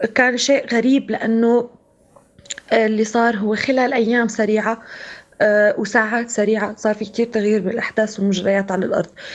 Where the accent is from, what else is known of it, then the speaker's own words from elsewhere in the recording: Syria; moved away; نحن كسوريين